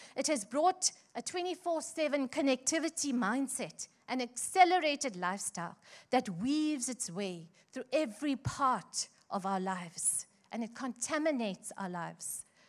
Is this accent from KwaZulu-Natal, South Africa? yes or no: yes; Chatsworth, KwaZulu-Natal, South Africa; I grew up in Chatsworth